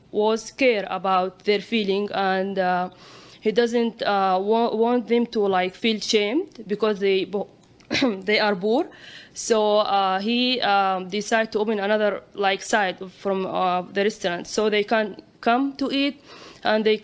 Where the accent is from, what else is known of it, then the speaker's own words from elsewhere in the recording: Saudi Arabia; moved away; I am from Saudi Arabia.